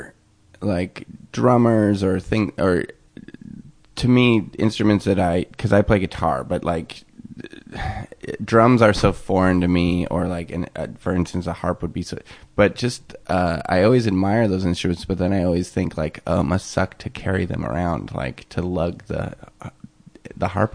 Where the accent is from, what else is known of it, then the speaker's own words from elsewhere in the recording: Portland, Oregon, United States; also born or lived in Seattle; now in Los Angeles, United States; when I was a kid and I lived in Portland, Oregon